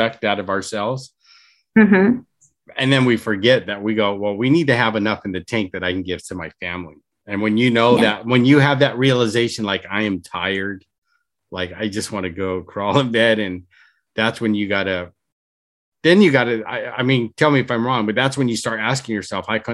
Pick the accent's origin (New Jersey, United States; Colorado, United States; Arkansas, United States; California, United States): California, United States; Orange County; we're folks from Orange County